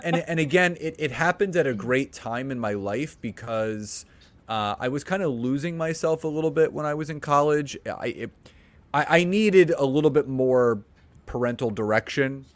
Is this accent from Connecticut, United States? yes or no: no; Philadelphia, Pennsylvania, United States; moved away as an adult; now in Marlton, United States; born and raised in Philadelphia, lived there my entire life